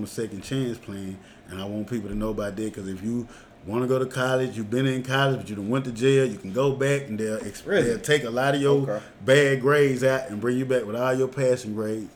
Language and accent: English; Jackson, Mississippi, United States; I'm from Jacktown